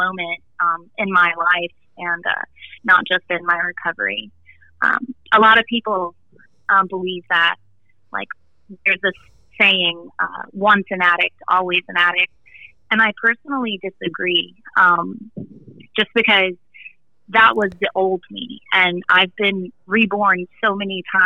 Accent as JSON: {"language": "English", "region": "Florida", "country": "United States", "tie": "born or raised there", "also_born_or_lived": "Alabama", "moved": "as an adult", "said": "growing up in Florida, friends, family, environment"}